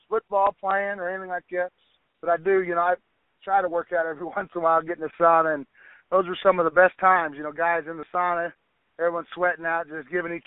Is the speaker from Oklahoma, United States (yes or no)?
yes; Oklahoma, United States; moved away; my background growing up in Oklahoma